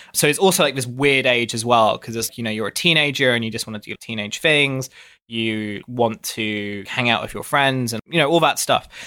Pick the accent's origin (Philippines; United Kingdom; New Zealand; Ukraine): United Kingdom; Dartford, South East England; moved away as an adult; also born or lived in South London; now in London, United Kingdom; I grew up in an area near Dartford in Kent